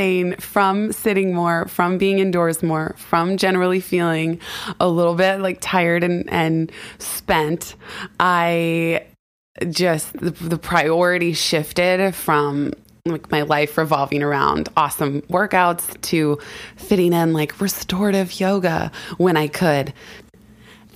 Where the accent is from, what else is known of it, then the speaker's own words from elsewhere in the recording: California, United States; now in New York, United States; I grew up in California.